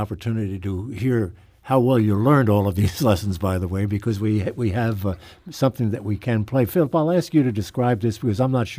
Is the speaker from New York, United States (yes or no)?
no; … hometown, New Jersey, United States; She grew up in my hometown